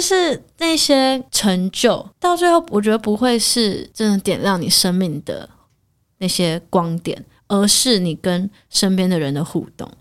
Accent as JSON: {"language": "Chinese", "country": "Taiwan", "said": "身为台湾人"}